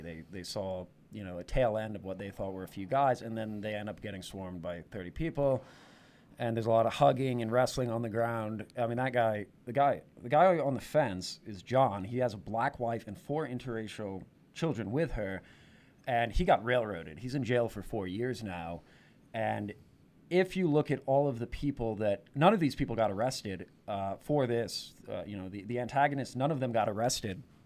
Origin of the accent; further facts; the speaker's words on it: New York, United States; I born and raised in New York, spent many years in New York City, went to college in New York City